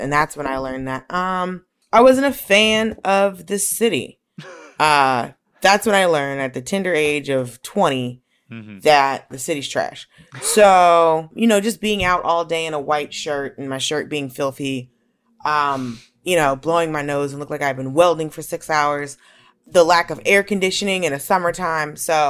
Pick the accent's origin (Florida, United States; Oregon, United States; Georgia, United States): Georgia, United States; Atlanta; but also grew up in Atlanta. So you know, I grew up around Black people and white people who are accustomed to being around Black people.